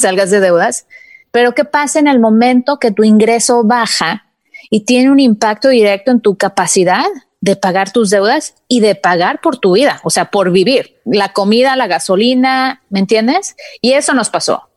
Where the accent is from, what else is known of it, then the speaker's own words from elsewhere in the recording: Mexico; now in United States; Yo también fui criada en México, mis papás eran de que jamás te endeudes